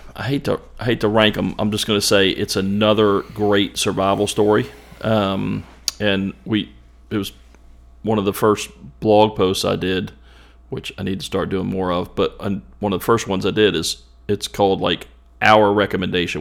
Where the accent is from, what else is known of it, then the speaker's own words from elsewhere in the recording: Ashland, United States; growing up in Ashland